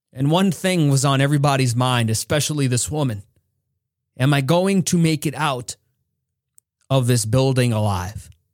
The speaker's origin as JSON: {"language": "English", "country": "United States", "said": "I am an American"}